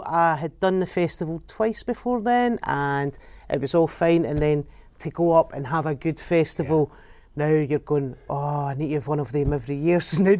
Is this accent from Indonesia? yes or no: no; Glasgow, Scotland, United Kingdom; I was brought up in the East End